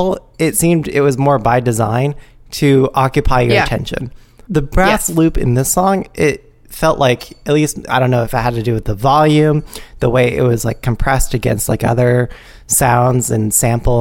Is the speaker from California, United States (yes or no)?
yes; the Bay Area, California, United States; I'm from the Bay where we get hyphy and get down